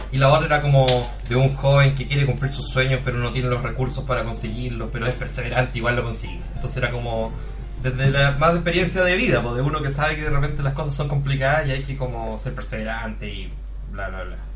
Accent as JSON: {"language": "Spanish", "town": "Iquique", "region": "Tarapacá", "country": "Chile", "moved": "as an adult", "lives_now": "Santiago, Chile", "said": "yo soy de Iquique originalmente, pero me tuve que ir a Santiago para trabajar en esto"}